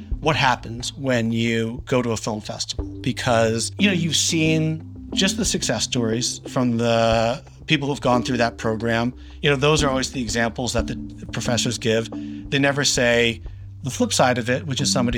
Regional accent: outside of Boston, Massachusetts, United States; moved away as an adult; also born or lived in New York; I grew up outside of Boston.

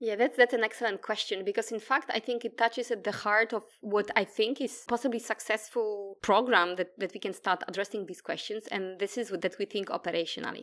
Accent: Poland; English is a second language; moved away as an adult; now in Australia; I come from Poland. That's, uh, where the accent is from as well

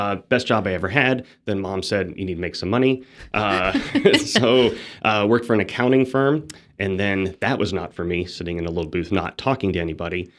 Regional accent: Phoenix, Arizona, United States; moved away; I'm from Phoenix, Arizona

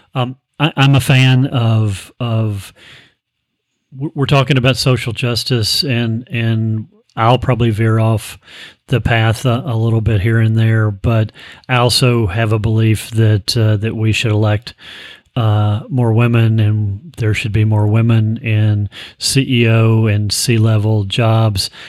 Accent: Frankfort, Kentucky, United States; I grew up in Frankfort, Kentucky

